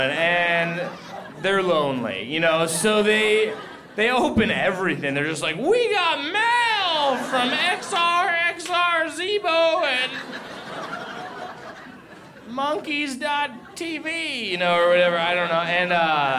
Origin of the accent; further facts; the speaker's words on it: Boston, Massachusetts, United States; I grew up in Boston